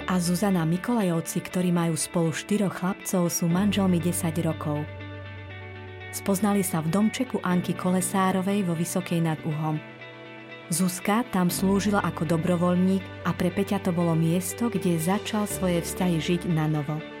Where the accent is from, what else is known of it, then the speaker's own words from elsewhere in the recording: Slovakia; also born or lived in Australia; doma na Slovensku